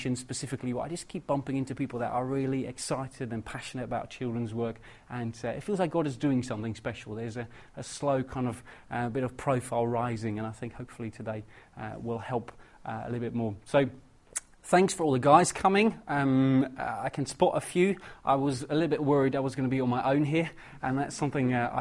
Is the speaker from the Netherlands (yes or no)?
yes; Netherlands; moved away as an adult; now in England; I'm originally from Holland, travelled over to England about 6 years ago and never been back since